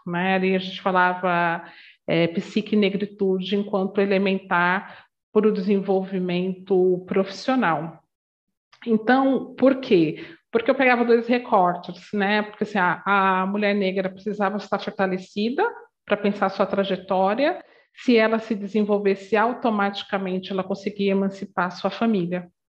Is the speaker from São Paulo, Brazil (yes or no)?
yes; São Paulo, Brazil; eu venho da Zona Leste de São Paulo, uma comunidade muito simples